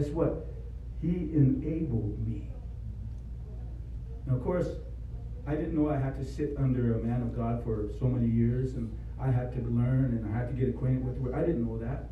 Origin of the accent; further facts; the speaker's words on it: Rosebud Reservation, South Dakota, United States; I was born here in South Dakota, born south central part of South Dakota on Rosebud Reservation